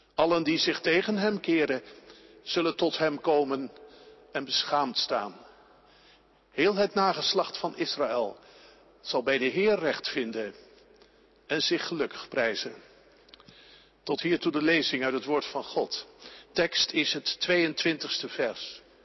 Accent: Netherlands; wij als Nederlanders

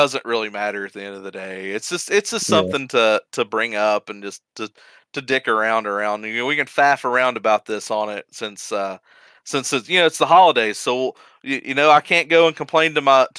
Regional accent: United States; I'm an American

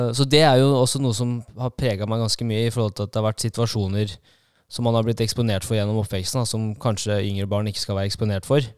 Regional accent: Kongsvinger, Innlandet, Norway; Jeg er født og oppvokst eh, på Kongsvinger

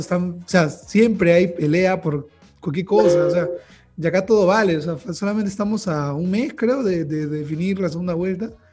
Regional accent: Lima, Peru; como limeños, nosotros vivimos en Lima

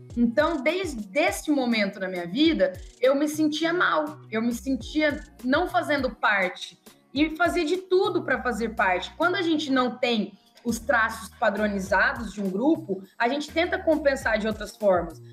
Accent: Sertanópolis, Paraná, Brazil; moved away; de Sertanópolis, né? Que é a cidade de, onde eu cresci

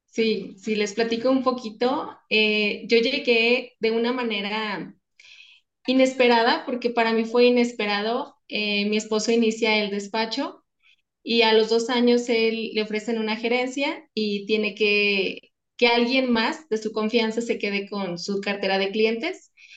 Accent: León, Guanajuato, Mexico; somos de aquí de León, entonces es la parte de calzado

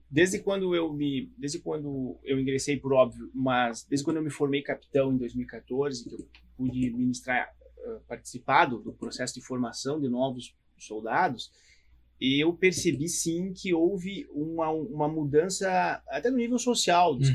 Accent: Rio Grande do Sul, Brazil; optei em ficar no Rio Grande do Sul, porque eu queria ficar na minha terra

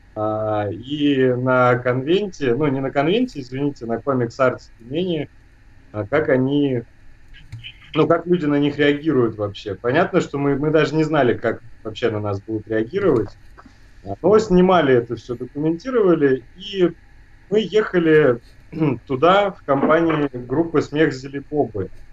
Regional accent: Germany; я немец, да, у нас другой строй гортани, и я говорю по-русски просто «деркэша»

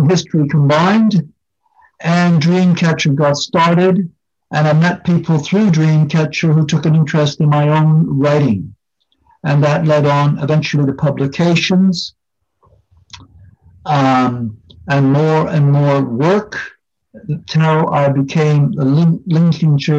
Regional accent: Hamilton, Ontario, Canada; moved away as an adult; also born or lived in York, England; now in United Kingdom; I was born in Hamilton, Ontario, Canada in 1947.

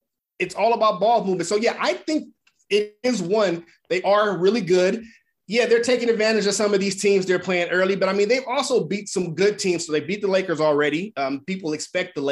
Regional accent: Bay Area, California, United States; moved away; I grew up in the Bay Area

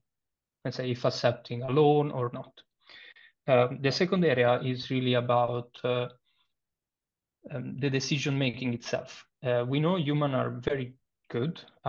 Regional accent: Italy; accent: Italian; English is a second language; moved away as an adult; now in Berlin, Germany; I am Italian, as you may infer from my accent

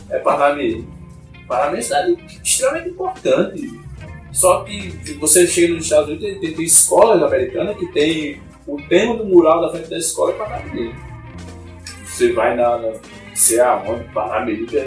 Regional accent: São Lourenço da Mata, Pernambuco, Brazil; born there; nasci em São Lourenço da Mata, em Pernambuco, né? região metropolitana do Recife

